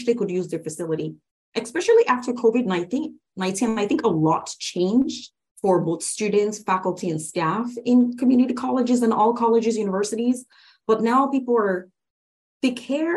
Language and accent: English; Lagos, Nigeria; moved away as an adult; now in United States; I was actually born and raised in Lagos State, Nigeria, West Africa